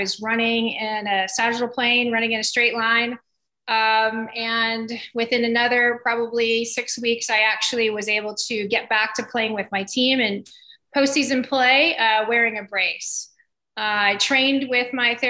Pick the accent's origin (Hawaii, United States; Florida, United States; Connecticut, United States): Florida, United States; Winter Park; also born or lived in Weslaco, Texas / Davis, California; when I was 6 years old, we moved to Winter Park, Florida, which is where I really grew up all the way through high school